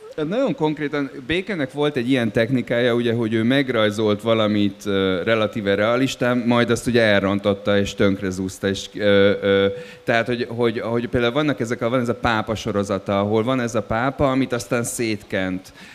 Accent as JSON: {"language": "Hungarian", "town": "Dublin", "region": "Leinster", "country": "Ireland", "tie": "born or raised there", "moved": "yes", "said": "én Dublinba nőttem föl"}